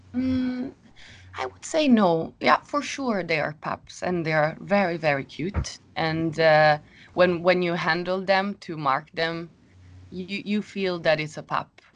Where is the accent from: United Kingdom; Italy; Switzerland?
Italy; Rome, Lazio; moved away as an adult; now in Sweden; I come from Rome. And now I live in Sweden.